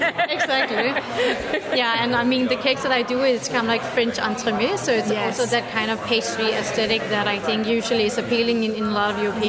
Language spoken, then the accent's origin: English; Denmark; now in Berlin, Germany; I flew in from Berlin, but I live in Berlin, but I'm from Denmark.